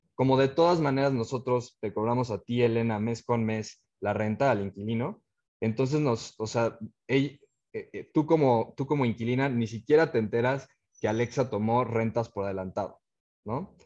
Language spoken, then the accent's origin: Spanish; Cuernavaca, Morelos, Mexico; moved away as an adult; also born or lived in Mexico City / Germany / United States; nosotros somos de, de Cuernavaca